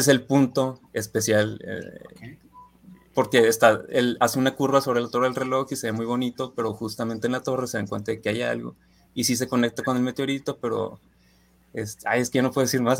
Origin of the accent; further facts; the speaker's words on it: Ciudad Juárez, Chihuahua, Mexico; moved away as an adult; now in Guadalajara, Mexico; soy de Ciudad Juárez